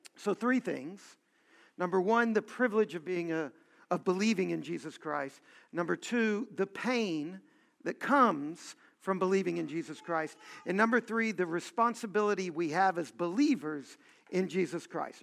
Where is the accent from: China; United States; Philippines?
United States; Louisiana; I was born in Louisiana